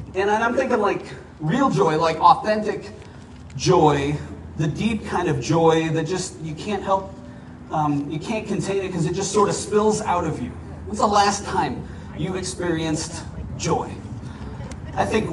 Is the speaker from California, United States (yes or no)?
no; Minnesota, United States; now in Arizona, United States; I grew up in Minnesota